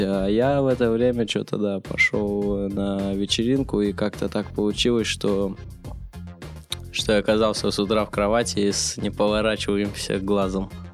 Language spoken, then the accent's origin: Russian; Russia; Я родился в России